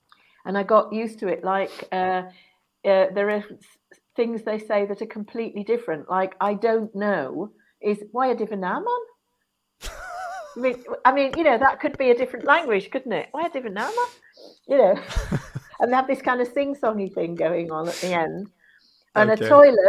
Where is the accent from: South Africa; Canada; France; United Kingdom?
United Kingdom; Yorkshire and the Humber; when I go home to Yorkshire, my accent becomes more pronounced.